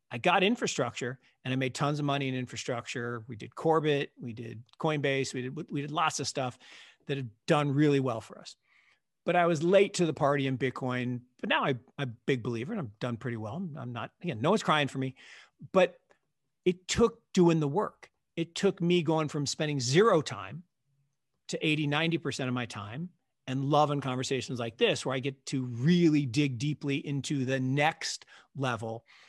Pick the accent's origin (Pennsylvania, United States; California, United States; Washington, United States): Washington, United States; Seattle; I grew up in Seattle